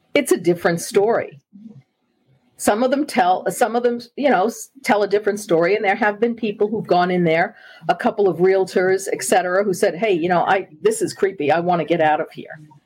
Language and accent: English; New York City, New York, United States; I am a native New Yorker and I am from Long Island. And I grew up in Queens, New York, which is part of Long Island